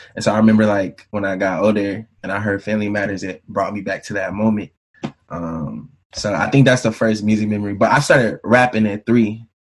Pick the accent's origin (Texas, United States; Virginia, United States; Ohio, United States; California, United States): Virginia, United States; Bristol; also born or lived in Marion, Virginia; I grew up Bristol, Virginia, small town in Virginia.